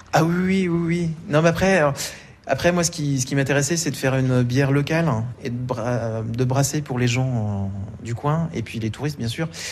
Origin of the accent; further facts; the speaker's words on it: Bourgogne-Franche-Comté, France; now in Mens, France; comme je viens de Franche-Comté, là-bas en Franche-Comté, on parle de la tourniole